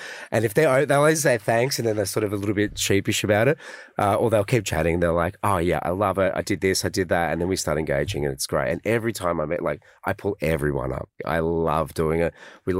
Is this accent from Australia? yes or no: yes; Australia; we're Aussie, you know, and Aussies are a mixed bag of internationals